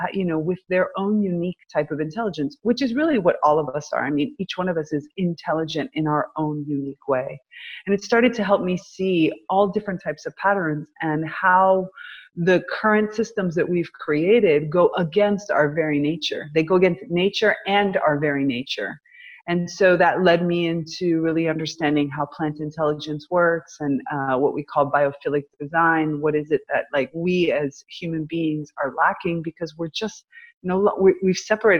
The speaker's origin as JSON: {"language": "English", "country": "United States", "tie": "born or raised there", "moved": "yes", "said": "So I came back to my hometown"}